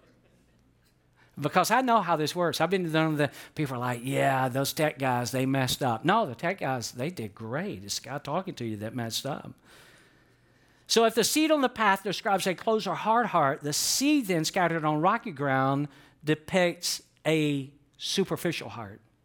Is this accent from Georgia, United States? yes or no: yes; Atlanta, Georgia, United States; I grew up in Atlanta, and there was a lot of concrete